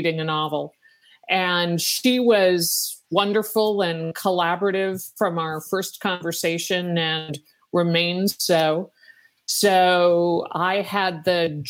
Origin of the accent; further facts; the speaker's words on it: Virginia, United States; I'm from Virginia